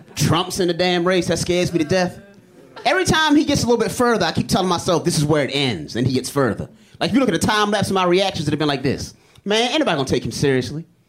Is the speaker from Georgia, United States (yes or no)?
no; Baltimore, Maryland, United States; I am from Baltimore.